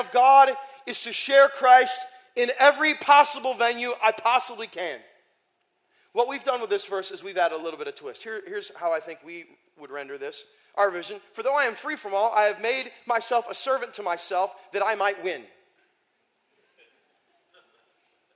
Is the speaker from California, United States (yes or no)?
no; Iowa, United States; moved away; I grew up in Iowa for 5 years